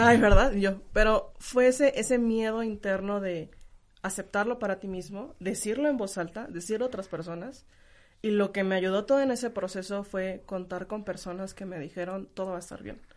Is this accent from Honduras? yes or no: no; Guanajuato, Mexico; also born or lived in Turkey / Canada; Yo no soy de otro país, soy de Guanajuato